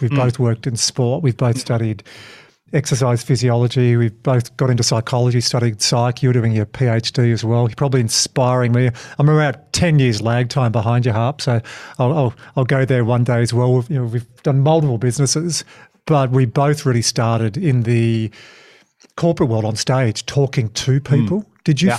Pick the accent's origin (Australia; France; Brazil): Australia; Hobart, Tasmania; I'm from Hobart.